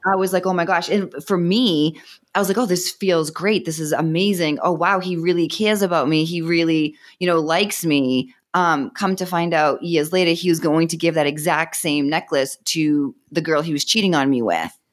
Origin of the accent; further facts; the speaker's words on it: Boston, Massachusetts, United States; accent: Boston; moved away as an adult; now in Austin, United States; Originally, I'm from Boston, Massachusetts, but I'm in, uh, Austin right now